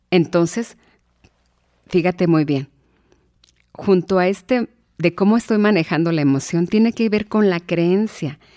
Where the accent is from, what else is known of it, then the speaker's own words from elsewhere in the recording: Hidalgo, Mexico; born there; no voy a salir adelante porque nací en Hidalgo, porque vengo de padres pobres